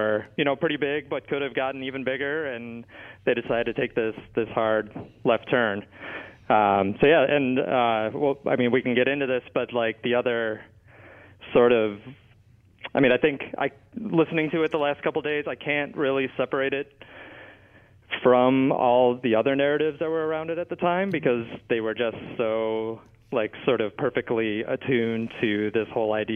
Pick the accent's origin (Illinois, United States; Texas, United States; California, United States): Illinois, United States; Chicago; moved away as an adult; also born or lived in Michigan / Washington, D.C.; I grew up in Chicago